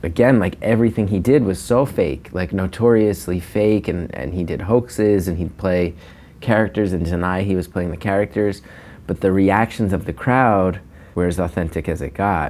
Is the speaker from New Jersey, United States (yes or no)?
yes; New Jersey, United States; now in New York, United States; growing up in North Jersey